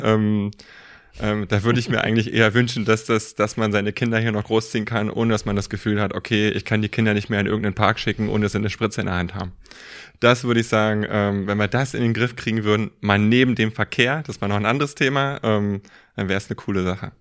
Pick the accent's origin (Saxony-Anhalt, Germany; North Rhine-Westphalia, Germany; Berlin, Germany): Berlin, Germany; Also ich bin ähm, ähm, auf der Ostseite groß geworden